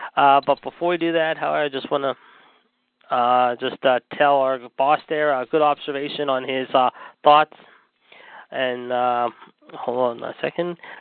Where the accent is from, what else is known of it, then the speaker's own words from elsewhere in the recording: Pittsburgh, Pennsylvania, United States; from Pittsburgh, my hometown